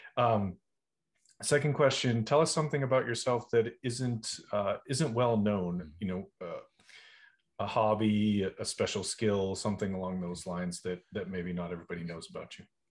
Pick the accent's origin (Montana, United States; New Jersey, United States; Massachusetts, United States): Massachusetts, United States; Boston; moved away; also born or lived in Charleston, South Carolina; I'm originally from Boston